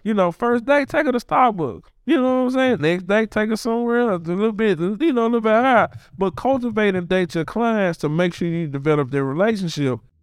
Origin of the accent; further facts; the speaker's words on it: Memphis, Tennessee, United States; born and raised in Orange Mountain, Bethel Grove area. Uh, went to Bethel Grove Elementary, went to Sherwood